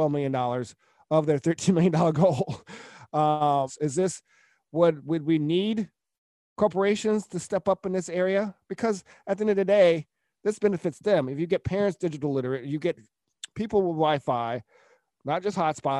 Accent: Atlanta, Georgia, United States; I'm from Atlanta

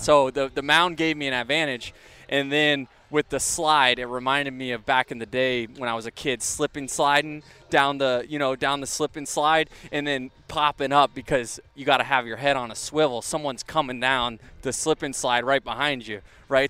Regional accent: Tampa Bay area, Florida, United States; I grew up 20 minutes from there, and now to be able to say that I play Major League Baseball in my hometown

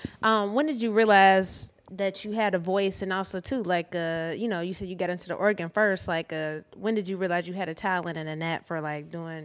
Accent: Ohio, United States; moved away as an adult; now in Atlanta, United States; I'm from Ohio, and when I first moved to Atlanta, shit, maybe about like 2013.

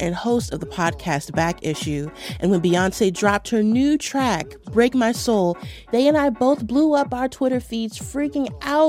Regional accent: Baltimore, Maryland, United States; I grew up in Baltimore in the 90s

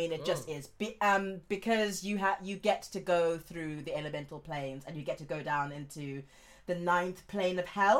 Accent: Johannesburg, Gauteng, South Africa; I grew up in Johannesburg for most of my sort of adult life.

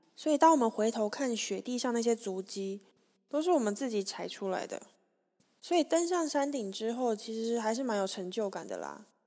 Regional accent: Taiwan; we are from Taiwan

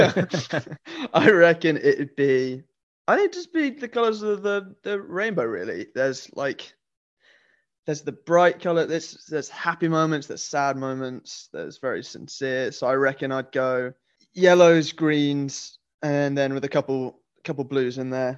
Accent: Nottingham, East Midlands, United Kingdom; now in London, United Kingdom; I grew up in Nottingham, right, which is kind of the East Midlands of England.

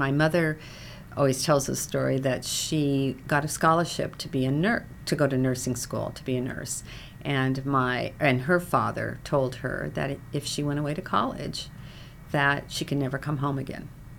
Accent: Echo, Oregon, United States; moved away as an adult; now in Los Angeles, United States; I was born in eastern Oregon near Pendleton. Uh-huh. So I grew up on a farm

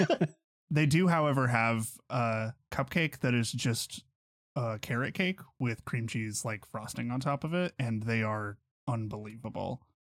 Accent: Pittsburgh, Kansas, United States; a place in my hometown

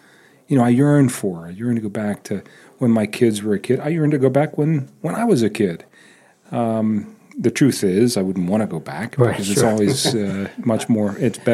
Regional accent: Eastern Ohio, United States; I remember being in the 70s as a child, growing up in Eastern Ohio

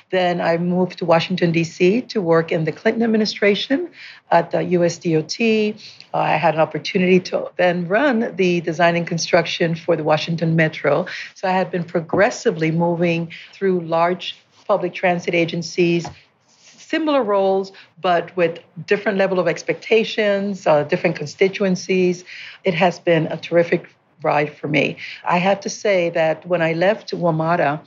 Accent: Panama; moved away as an adult; also born or lived in Peoria, Illinois, United States; now in California, United States; I was born and raised in Panama.

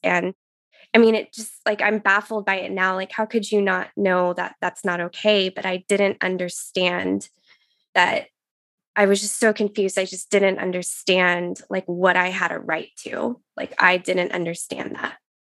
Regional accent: Texas, United States; moved away as an adult; now in Pacific Northwest, United States; I was born in Texas and grew up there, and that's where I got married and my, met my husband

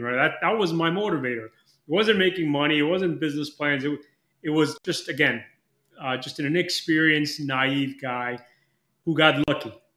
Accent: Mexico; moved away; I'm from Mexico originally. I'm dual citizen

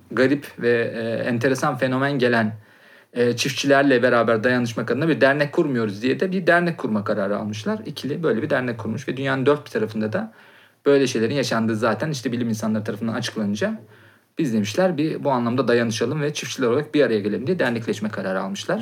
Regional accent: Konya, Turkey; bizim Konya'da

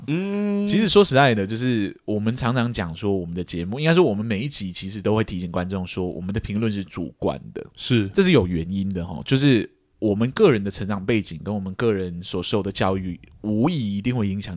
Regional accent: Laos; also born or lived in Thailand; 那我到底在哪里长大的呢？我在一个非常冷门的国家哦，那个国家叫寮国，这样，英文的名称叫 Laos。

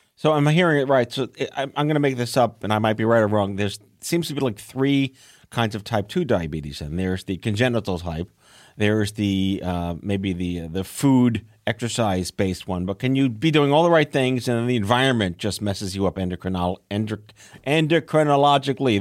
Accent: New York, United States; I'm from New York

